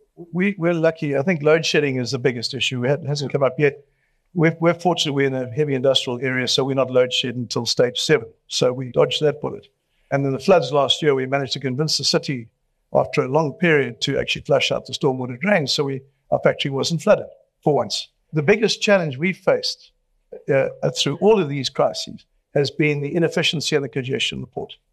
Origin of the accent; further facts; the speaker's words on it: Durban, KwaZulu-Natal, South Africa; I've been born and raised in Durban, I'm not leaving here either